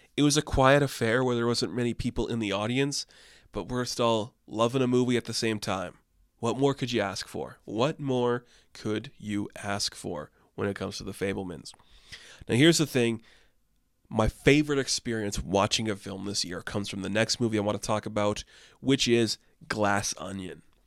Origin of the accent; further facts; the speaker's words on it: Canada; I had landmark in my hometown where I grew up